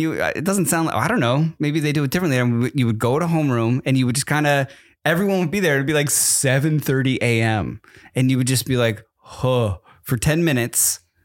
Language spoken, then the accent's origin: English; East Coast, United States; I grew up on the East Coast